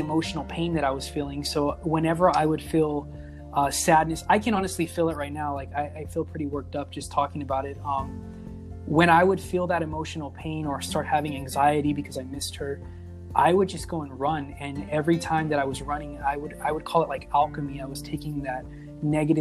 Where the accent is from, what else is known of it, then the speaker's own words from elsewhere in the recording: Victorville, California, United States; also born or lived in Apple Valley, California; I grew up in a small town. I was born in Apple Valley, California. I moved to Victorville when I was 9, which is literally the city over